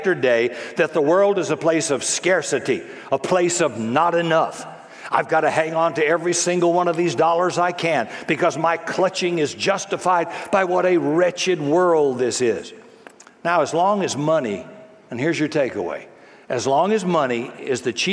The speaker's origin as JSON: {"language": "English", "region": "the South", "country": "United States", "tie": "born or raised there", "said": "I was raised in the South."}